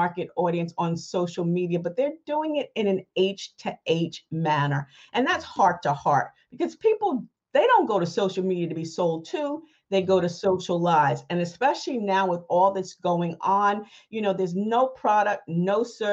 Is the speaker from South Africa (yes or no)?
no; New Rochelle, New York, United States; also born or lived in Ohio / Mount Vernon, New York; I was born and raised in Ohio, but I actually grew up in New Rochelle, New York